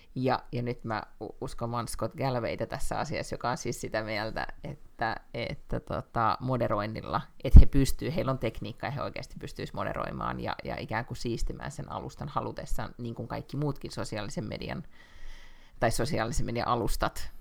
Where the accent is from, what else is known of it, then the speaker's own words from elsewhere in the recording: Finland; moved away as an adult; now in Sweden; mä oon Suomesta